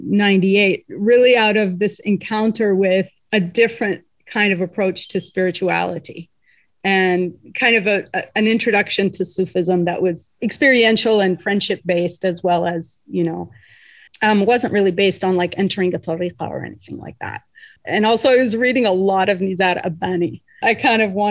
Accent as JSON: {"language": "English", "region": "Indiana", "country": "United States", "tie": "born or raised there", "said": "I grew up in Indiana in a very multi-ethnic Muslim community"}